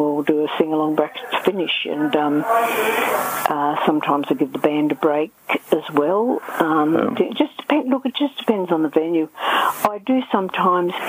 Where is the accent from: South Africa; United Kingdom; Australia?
Australia; Amberley Air Force Base, Queensland; also born or lived in Bundaberg, Queensland; it might have been about five or six I came to Amberley Air Force Base, and we lived just outside of there. My dad was a pilot in the Air Force, and then I sort of grew up in there